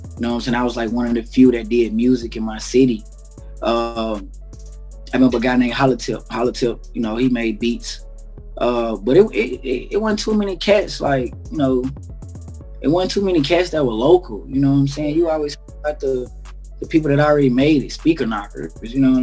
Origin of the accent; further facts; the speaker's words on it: Alabama, United States; now in Dayton, United States; I was from Alabama